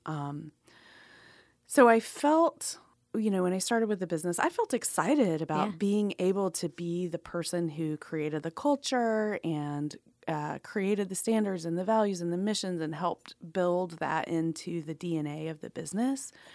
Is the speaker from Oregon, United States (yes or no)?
no; Atlanta, Georgia, United States; I grew up in Atlanta